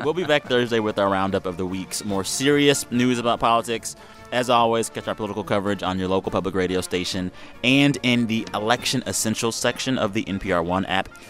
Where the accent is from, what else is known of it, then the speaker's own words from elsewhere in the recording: San Antonio, Texas, United States; I am from San Antonio, Texas. I've been eating tamales since I was a kid